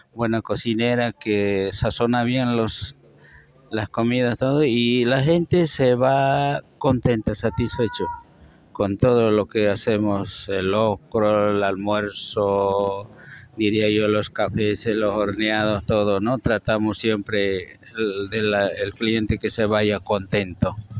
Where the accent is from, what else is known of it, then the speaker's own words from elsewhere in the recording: Padilla, Chuquisaca, Bolivia; now in Santa Cruz, Bolivia; yo soy de Chuquisaca, Padilla. Eh, pertenezco Chuquisaca, nacida en Padilla. Soy chuquisaqueño.